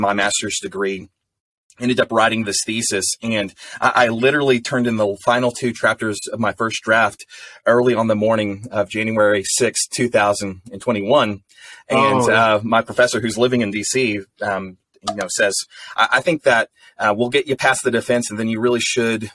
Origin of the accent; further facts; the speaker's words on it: Amarillo, Texas, United States; I was born and raised in Amarillo. I'm from West Texas